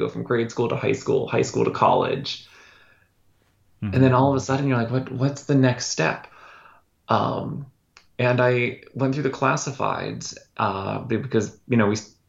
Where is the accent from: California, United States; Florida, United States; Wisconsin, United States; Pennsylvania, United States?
Pennsylvania, United States; Pittsburgh; Pittsburgh, Pennsylvania.